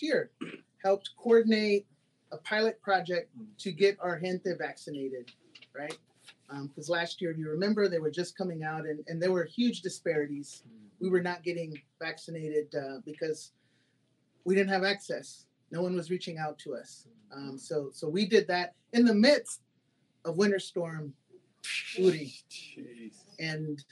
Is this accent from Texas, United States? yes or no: yes; Houston, Texas, United States; also born or lived in Austin, Texas